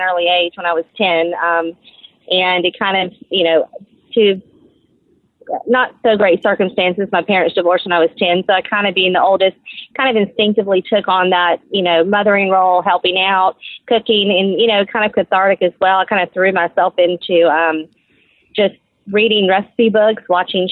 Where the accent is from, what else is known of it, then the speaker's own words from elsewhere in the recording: Macon, Georgia, United States; moved away as an adult; also born or lived in Nassau; I'm from Macon, and I was working there